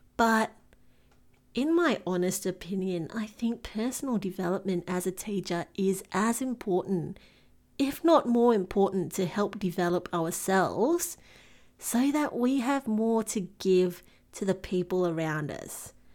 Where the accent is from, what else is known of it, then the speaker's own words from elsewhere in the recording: Singapore; moved away as an adult; now in Melbourne, Australia; I was born and bred in Singapore and made the move to Melbourne in Australia